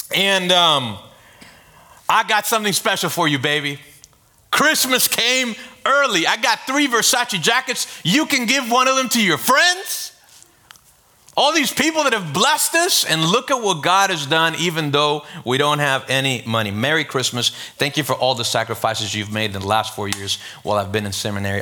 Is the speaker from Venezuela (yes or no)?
yes; Venezuela; now in Miami, United States; I'm from Venezuela.